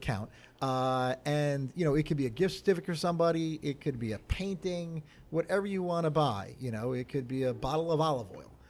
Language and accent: English; Belmar, New Jersey, United States; I'm from Belmar